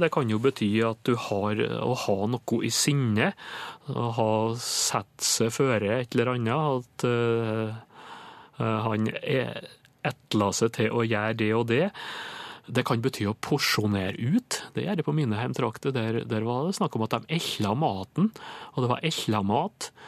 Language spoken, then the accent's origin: Norwegian; Indre Nordmør, Møre og Romsdal, Norway; det er faktisk heimkommunen min, med det Olvundeiet på Indre Nordmør